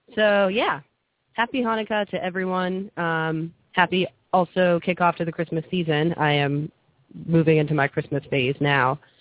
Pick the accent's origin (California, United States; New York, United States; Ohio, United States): Ohio, United States; moved away; I'm from Ohio